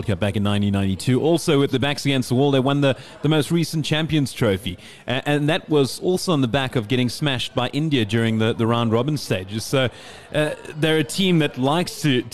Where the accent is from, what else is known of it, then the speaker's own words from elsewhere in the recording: South Africa; Speaking as a South African